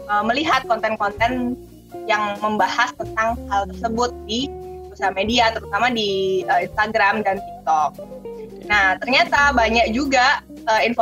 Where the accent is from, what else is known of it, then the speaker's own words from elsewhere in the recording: Surabaya, East Java, Indonesia; born there; also born or lived in Bali; Saya lahir di Surabaya, kemudian saya menemukan menyelesaikan pendidikan dokter saya di Fakultas Udayana Bali.